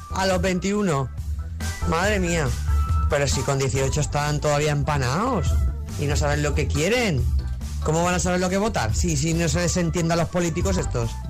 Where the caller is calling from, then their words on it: Pontevedra, Galicia, Spain; de Pontevedra.